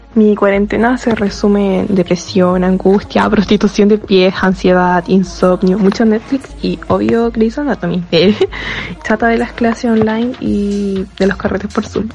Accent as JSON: {"language": "Spanish", "region": "Loja", "country": "Ecuador", "said": "soy de Loja, Ecuador"}